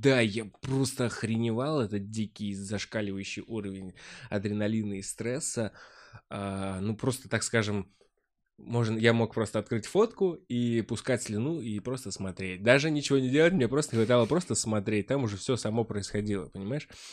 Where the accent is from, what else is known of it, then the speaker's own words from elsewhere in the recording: Vyazniki, Vladimir Oblast, Russia; now in Moscow, Russia; родной город, Владимирская область, 300 километров отсюда. Город называется Вязники, очень маленький